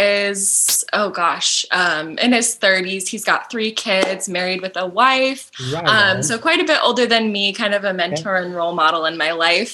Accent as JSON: {"language": "English", "town": "Vacaville", "region": "California", "country": "United States", "tie": "born or raised there", "said": "I'm from Vacaville, California."}